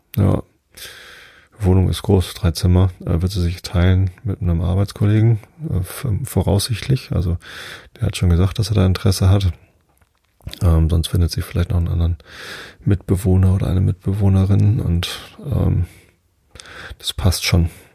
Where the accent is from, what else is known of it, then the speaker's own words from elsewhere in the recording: Wistedt, Lower Saxony, Germany; also born or lived in Hamburg; ich bin ja in Wistedt aufgewachsen, das ist ja nur zwei Dörfer weiter von hier, also südlich von Hamburg